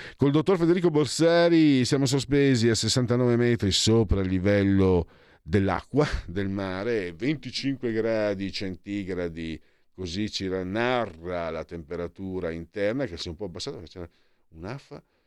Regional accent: Friuli-Venezia Giulia, Italy; io vengo dal Friuli

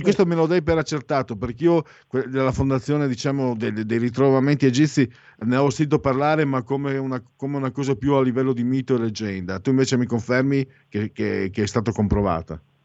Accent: near Gorizia, Friuli-Venezia Giulia, Italy; io vengo dal Friuli Veneto

